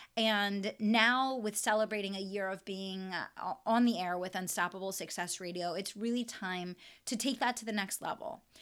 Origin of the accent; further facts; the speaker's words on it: West Chester, Pennsylvania, United States; my hometown of Westchester, Pennsylvania